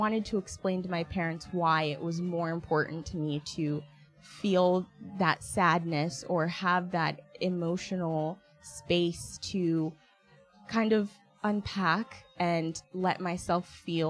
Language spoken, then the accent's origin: English; Kenya; moved away; And it put me in this very nuanced intersection as not only an African immigrant, but as a Kenyan immigrant specifically